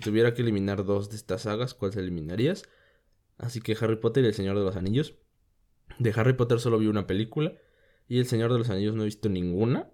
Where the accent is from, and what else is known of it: Mexico